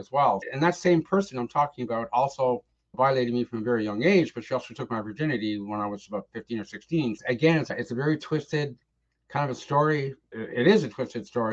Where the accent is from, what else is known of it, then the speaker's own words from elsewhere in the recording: Ottawa, Ontario, Canada; also born or lived in Richmond / East Coast of Canada; now in Toronto, Canada; I grew up in Ottawa